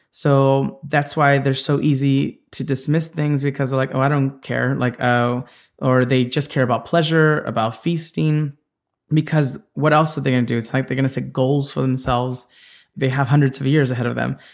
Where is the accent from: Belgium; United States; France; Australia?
United States; Santa Ana, California; I was born in Orange County, and had, uh, a childhood there